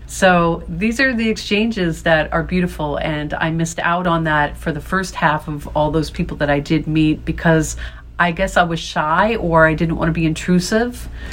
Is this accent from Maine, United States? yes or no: no; New York, United States; as a New Yorker